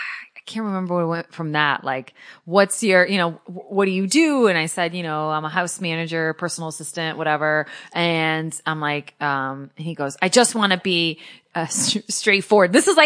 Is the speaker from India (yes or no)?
no; Connecticut, United States; moved away; Because I'm from Connecticut originally.